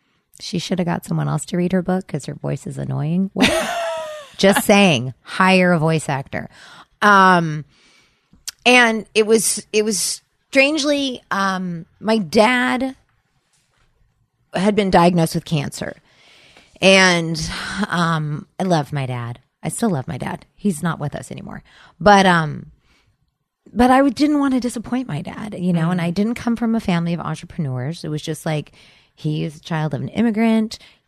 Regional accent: Sacramento, California, United States; moved away as an adult; also born or lived in Seattle; I grew up in Sacramento.

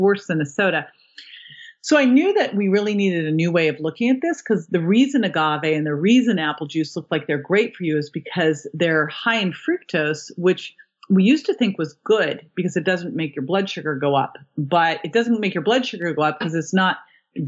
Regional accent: Berkeley, California, United States; I grew up in Berkeley.

